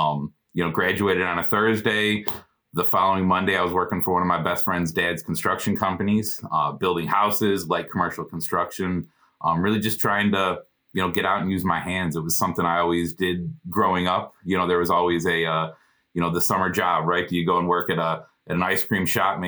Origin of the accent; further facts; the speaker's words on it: Illinois, United States; So I grew up in the Chicagoland area, born and raised. Same town that my mom grew up, same town my grandpa grew up.